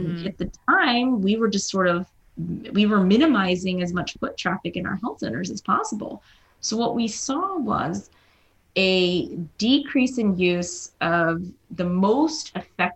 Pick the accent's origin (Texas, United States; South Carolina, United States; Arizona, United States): South Carolina, United States; My parents were Indian immigrants. They settled in South Carolina. I was born there in South Carolina, not India